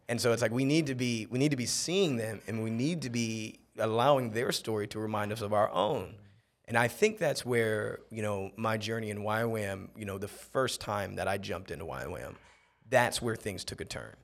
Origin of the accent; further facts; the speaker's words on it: Akron, Ohio, United States; moved away as an adult; also born or lived in Townsville, Australia; now in Mexico; I'm, I'm originally from Akron, Ohio.